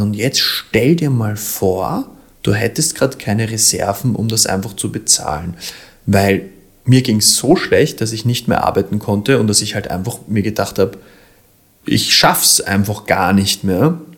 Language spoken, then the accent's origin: German; Vienna, Austria; da bin ich ein Wiener